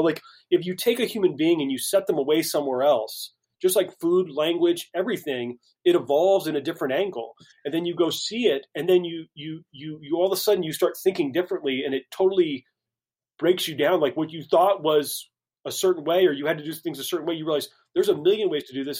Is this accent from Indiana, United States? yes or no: yes; Carmel, Indiana, United States; moved away as an adult; also born or lived in Greenville, South Carolina / Pittsburgh / Lyon, France; now in Dallas, United States; I grew up in Indianapolis, small suburb north of the city, Carmel, Indiana.